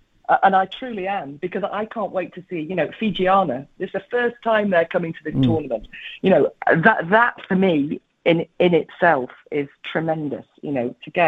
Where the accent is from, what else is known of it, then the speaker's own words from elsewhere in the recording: England, United Kingdom; I am an English woman